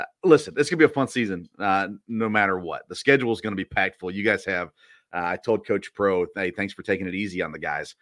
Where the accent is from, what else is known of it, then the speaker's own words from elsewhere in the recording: Middle Tennessee, United States; moved away; I grew up in Middle Tennessee